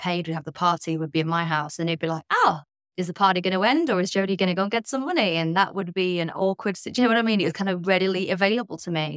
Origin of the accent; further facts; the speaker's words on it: Midlands, United Kingdom; I was brought up in the Midlands in the U K.